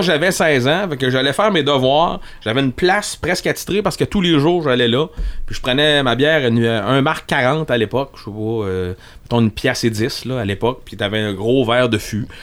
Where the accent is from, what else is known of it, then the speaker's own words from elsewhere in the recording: Rivière-du-Loup, Quebec, Canada; je viens de Rivière-du-Loup